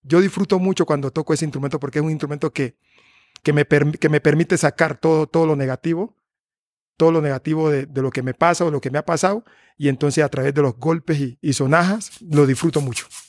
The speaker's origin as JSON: {"language": "Spanish", "town": "Tumaco", "region": "Nariño", "country": "Colombia", "moved": "yes", "said": "esa es mi tierra y que y que y que y es de ahí donde yo pertenezco"}